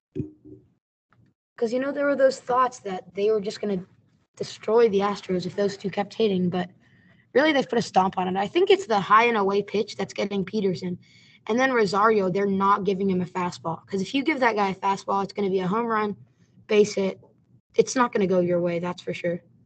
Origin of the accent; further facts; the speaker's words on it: Houston, Texas, United States; we're from Houston